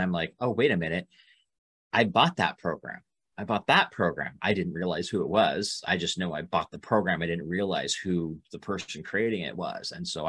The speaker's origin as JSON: {"language": "English", "town": "Boise", "region": "Idaho", "country": "United States", "tie": "born or raised there", "also_born_or_lived": "Phoenix, Arizona", "moved": "as an adult", "said": "originally I'm from Boise, Idaho. Right. Born and raised there, went to a small, tiny school town outside of Boise. Once I got older, I realized it was way too small for me. Ended up in Phoenix for 18 years."}